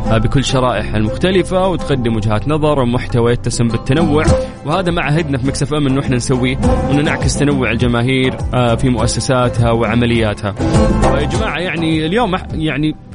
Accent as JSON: {"language": "Arabic", "country": "Saudi Arabia", "said": "ونعرف قديش المصريين غاليين على قلوبنا كسعوديين"}